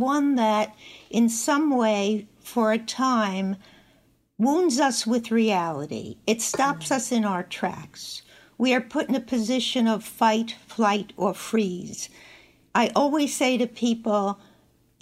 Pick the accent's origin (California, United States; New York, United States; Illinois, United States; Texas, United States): New York, United States; Long Island; I'm joining you from home in Northport, New York